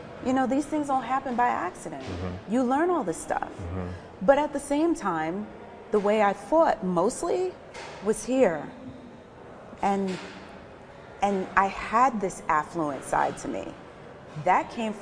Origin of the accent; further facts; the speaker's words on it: New York City, New York, United States; accent: New York; moved away as an adult; now in Portugal; Growing up in New York